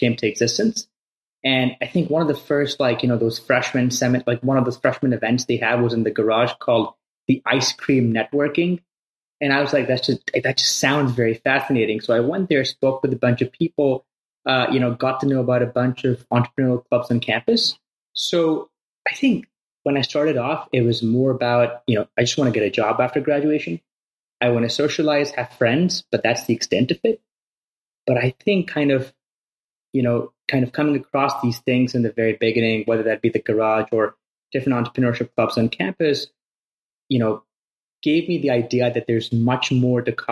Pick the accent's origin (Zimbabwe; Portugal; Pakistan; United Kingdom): Pakistan; moved away as an adult; also born or lived in Evanston, United States; I came from Pakistan, a pretty small town over there.